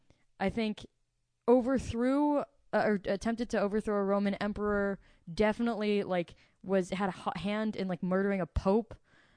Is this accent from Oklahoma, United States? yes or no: yes; Oklahoma panhandle, United States; also born or lived in New York; I actually grew up in Oklahoma, though. I was born in New York, but moved to Oklahoma when I was about a year old. And everyone around me in the panhandle was Baptist.